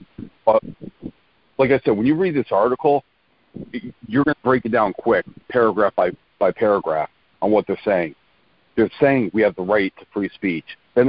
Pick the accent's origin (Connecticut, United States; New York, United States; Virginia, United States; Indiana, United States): Connecticut, United States; I'm from Connecticut